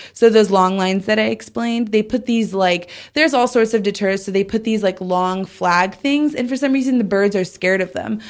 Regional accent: Southern California, United States; I grew up in Southern California

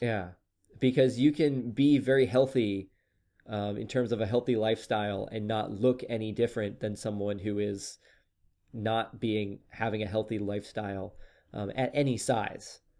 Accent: Oklahoma, United States; moved away; my home state of Oklahoma

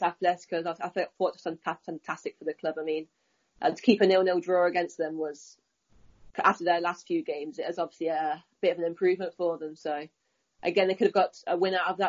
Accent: Leicester, East Midlands, United Kingdom; moved away as an adult; also born or lived in Chester, England / Chicago, United States; My hometown's Leicester

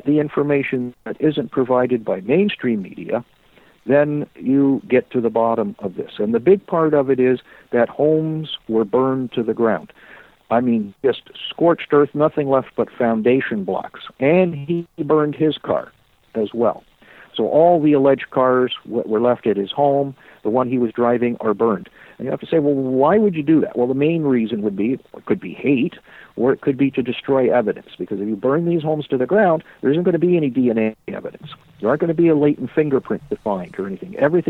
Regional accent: Canada; but we're Canadian, we can do hockey.

